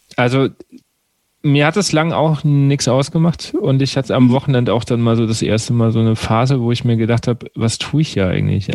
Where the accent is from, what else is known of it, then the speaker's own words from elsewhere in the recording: Aschaffenburg, Bavaria, Germany; also born or lived in Wiesbaden; Weil ich komme ja eigentlich aus Aschaffenburg